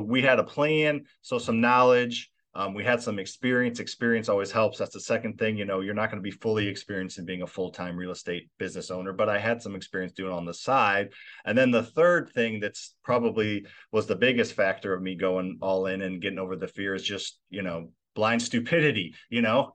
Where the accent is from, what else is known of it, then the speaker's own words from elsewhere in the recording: Midwest, United States; I grew up in the Midwest.